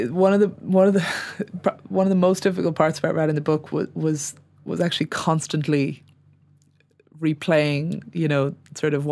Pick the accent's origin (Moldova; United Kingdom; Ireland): United Kingdom; I suppose as as a British person